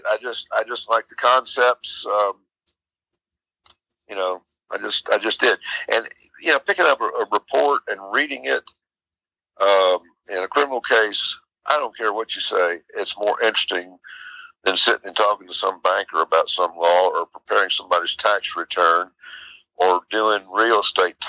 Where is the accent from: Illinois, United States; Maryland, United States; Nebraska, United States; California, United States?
Maryland, United States; Salisbury; moved away as an adult; now in Virginia, United States; I was born and raised in Salisbury, Maryland.